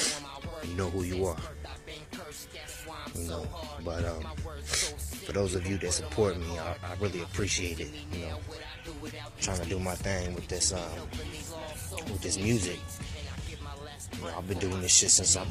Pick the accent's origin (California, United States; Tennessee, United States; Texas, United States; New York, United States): California, United States; moved away; also born or lived in Pennsylvania / Virginia / Alabama / Georgia; being born and raised in Cali, I've been in the East Coast though for a long time.